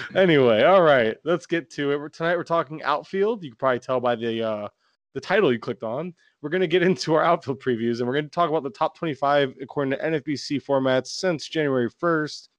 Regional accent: Florida, United States; I'm from Florida

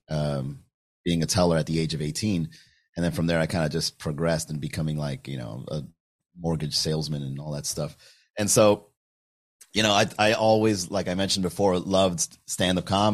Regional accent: Miami, Florida, United States; born or raised there; also born or lived in Long Island, New York

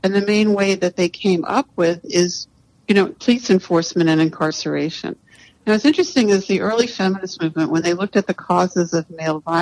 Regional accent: New York City, New York, United States; when I was born in 1958 in New York City

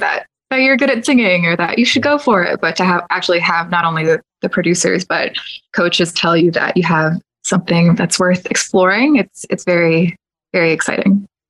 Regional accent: Kissimmee, Florida, United States; born or raised there; now in Windermere, United States

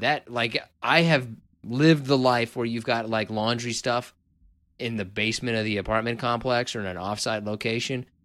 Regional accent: Kansas, United States; moved away; I'm from originally from Kansas

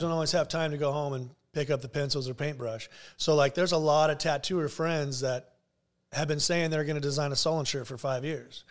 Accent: Garden Grove, California, United States; I'm born and raised in Garden Grove.

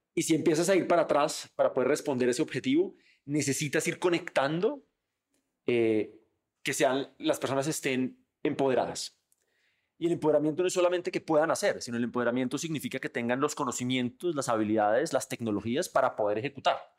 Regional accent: Colombia; nosotros como colombianos

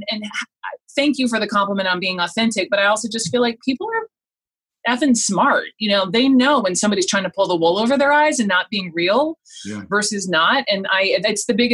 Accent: the South, United States; growing up in the South

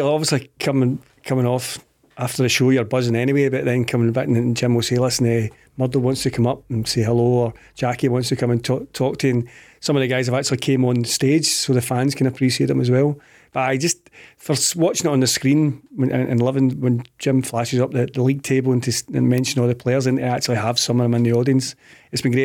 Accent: Clydebank, Scotland, United Kingdom; I'm from Clyde Bank

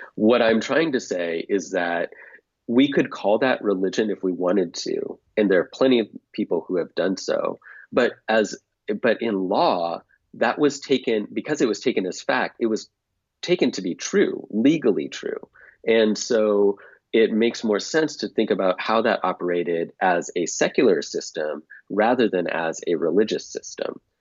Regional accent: United States; moved away as an adult; also born or lived in Japan; we as Americans, and speaking as an American

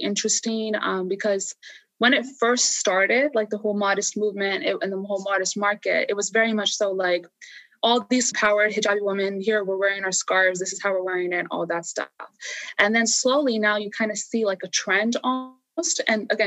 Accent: United States; as someone who was growing up in America

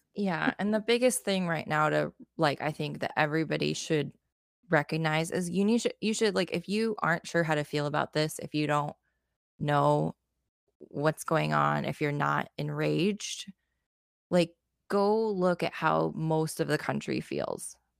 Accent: United States; As an American

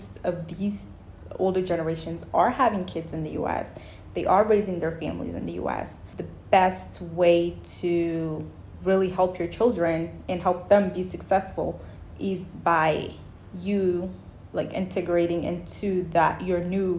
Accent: Mauritania; also born or lived in Senegal; now in United States; I was born in West Africa. I grew up particularly in Mauritania and Senegal, half and half. And I partly grew up there, and then the other part, I grew up in the US.

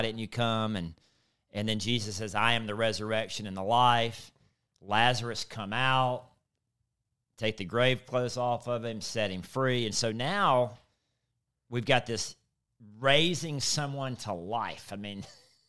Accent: Mississippi, United States; I'm from South Mississippi.

